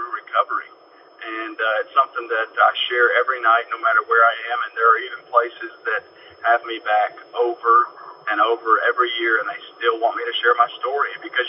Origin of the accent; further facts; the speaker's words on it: Dayton, Ohio, United States; I grew up in Dayton, Ohio